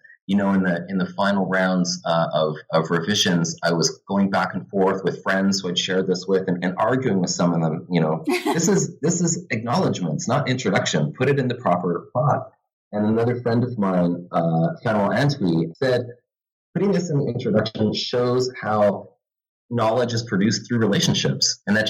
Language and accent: English; Vancouver, British Columbia, Canada; also born or lived in Santa Barbara; now in Halifax, Canada; I'm originally from Vancouver, but now I teach in the history department at St. Mary's University in Halifax, which is a small city in Canada's East Coast.